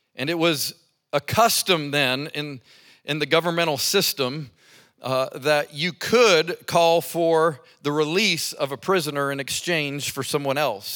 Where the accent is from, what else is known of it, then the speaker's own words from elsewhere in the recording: Colorado Springs, Colorado, United States; now in Birmingham, United States; I grew up in Colorado Springs at the foot of Pikes Peak.